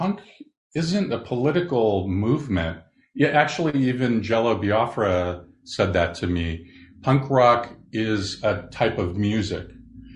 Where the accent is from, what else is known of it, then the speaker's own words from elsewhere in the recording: Southern California, United States; growing up in Southern California